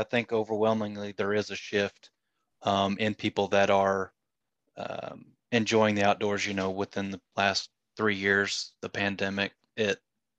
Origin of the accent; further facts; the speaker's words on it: Southwest Oklahoma, United States; moved away; I'm from Southwest Oklahoma